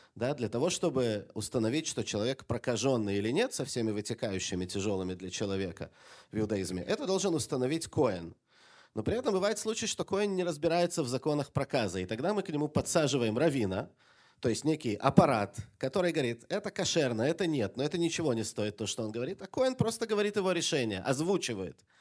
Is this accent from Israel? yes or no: yes; Jerusalem, Jerusalem District, Israel; Когда я рос в Иерусалиме маленьким ребенком